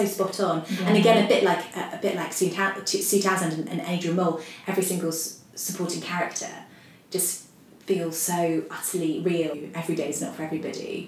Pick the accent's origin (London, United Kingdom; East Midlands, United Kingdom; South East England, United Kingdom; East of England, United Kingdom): East Midlands, United Kingdom; Nottingham; I come from Nottingham